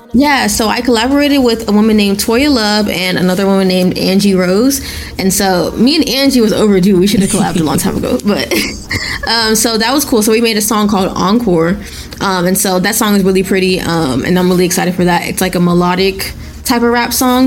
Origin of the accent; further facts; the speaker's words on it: Nigeria; I'm Nigerian. I was literally born in Nigeria